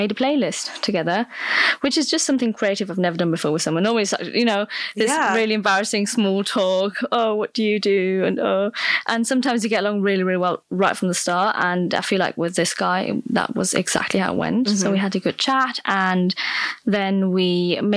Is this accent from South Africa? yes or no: no; Stuttgart, Baden-Württemberg, Germany; moved away as an adult; now in Leeds, United Kingdom; I'm 24 and I'm from Germany, actually. So I'm half English, half German, and I grew up in Stuttgart in the south of Germany